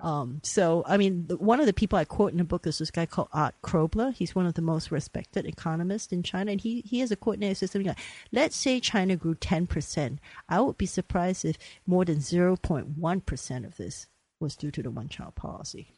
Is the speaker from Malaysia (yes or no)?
yes; Malaysia; I grew up in Malaysia but we cling to the old ways